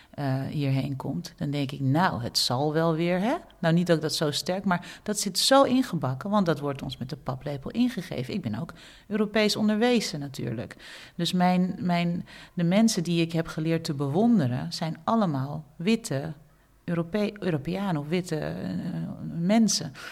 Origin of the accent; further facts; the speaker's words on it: Suriname; als Surinamer nadenken, heb ik ook zulke automatismes in me? Ja, dat heb ik ook. Als een andere Surinamer op mij afstapt